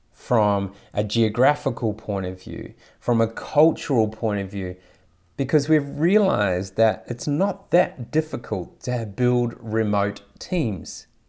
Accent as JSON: {"language": "English", "country": "New Zealand", "tie": "born or raised there", "also_born_or_lived": "Taiwan / Saudi Arabia / Thailand", "moved": "yes", "lives_now": "Australia", "said": "I grew up in New Zealand, and have lived in five different countries, including Taiwan, Saudi Arabia, Thailand, and, and obviously now Australia."}